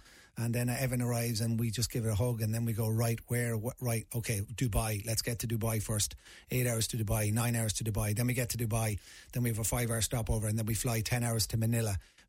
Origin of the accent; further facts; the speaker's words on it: Navan, Leinster, Ireland; For me, growing up in Navan, could have been in Timbuktu.